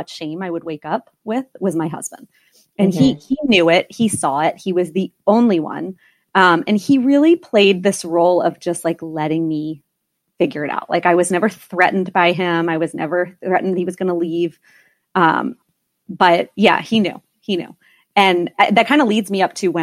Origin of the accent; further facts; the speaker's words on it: East Coast, United States; I was born and raised on the East Coast